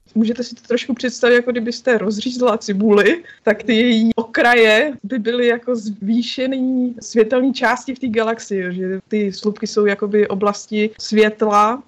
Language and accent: Czech; Czechia; moved away as an adult; also born or lived in Gothenburg, Sweden; vrátit se jako do Čech